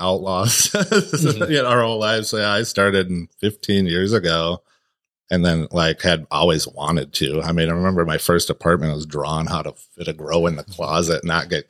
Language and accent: English; Minnesota, United States; moved away as an adult; also born or lived in Michigan; I've born and raised here, and it's like finally my hometown